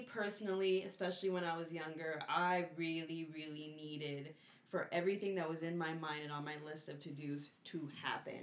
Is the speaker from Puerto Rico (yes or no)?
yes; Puerto Rico; I'm from Puerto Rico and we listen to, like, Bomba y Plena